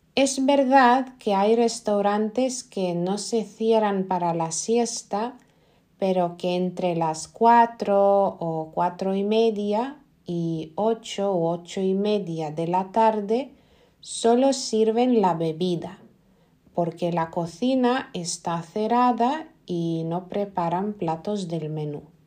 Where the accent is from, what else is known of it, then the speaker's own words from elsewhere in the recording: Lithuania; Spanish is a second language; En Lituania yo creo que no somos tan amables